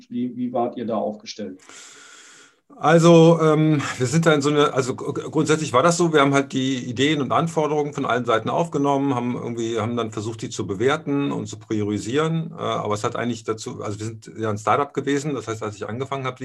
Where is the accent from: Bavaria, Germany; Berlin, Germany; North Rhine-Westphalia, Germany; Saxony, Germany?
North Rhine-Westphalia, Germany; Aachen; Äh, ich bin in Aachen aufgewachsen. Also mein, mein Vater war bei der Bundeswehr. Also bis zu meinem 13. Lebensjahr sind wir zwölfmal umgezogen. Und äh, so die letzte Station war dann Aachen.